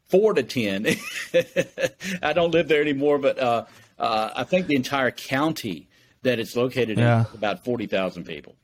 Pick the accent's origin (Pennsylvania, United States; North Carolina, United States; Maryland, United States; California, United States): North Carolina, United States; Oxford; also born or lived in Durham, North Carolina / Raleigh, North Carolina; But I grew up in Oxford, North Carolina, which is about 30 miles north of Durham and Raleigh.